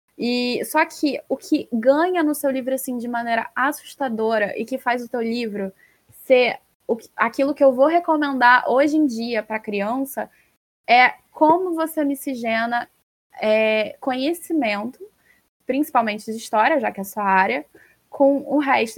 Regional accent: Rio de Janeiro, Brazil; eu sou carioca

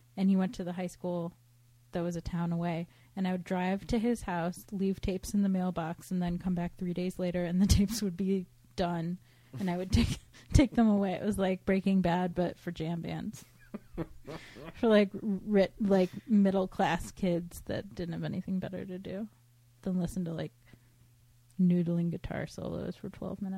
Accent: Cleveland, Ohio, United States; now in Los Angeles, United States; growing up in the Cleve.

